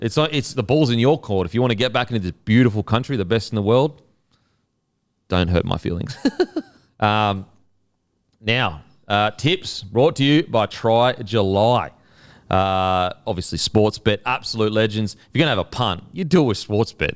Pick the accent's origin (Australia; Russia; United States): Australia; we're Australian